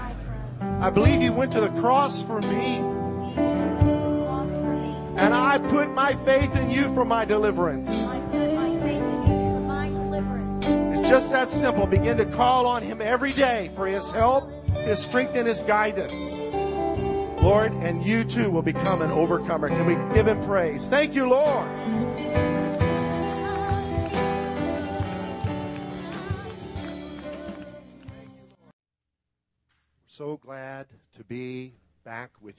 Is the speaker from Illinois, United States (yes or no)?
yes; Illinois, United States; I grew up in Illinois, you know, where north is north and south is south.